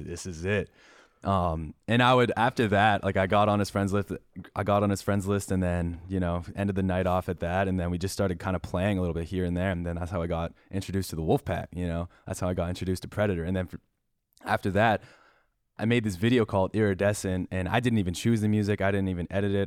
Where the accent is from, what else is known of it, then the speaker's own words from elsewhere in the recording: Parry Sound, Ontario, Canada; also born or lived in Shawanaga First Nation; Perry Sound, Canada, but I grew up on a reservation called Shawanaga First Nation